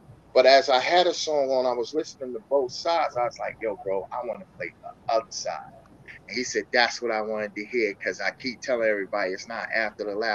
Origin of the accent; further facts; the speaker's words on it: New York City, New York, United States; now in Worcester, United States; I was born and raised in Brooklyn